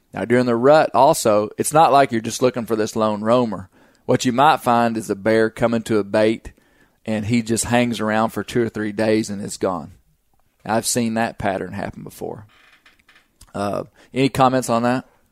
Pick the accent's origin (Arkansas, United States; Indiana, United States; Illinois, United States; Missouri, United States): Arkansas, United States; I'm from the South, from Arkansas